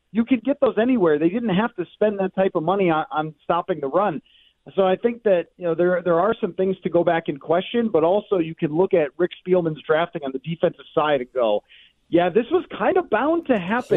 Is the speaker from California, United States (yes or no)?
no; Buffalo, New York, United States; I am from Buffalo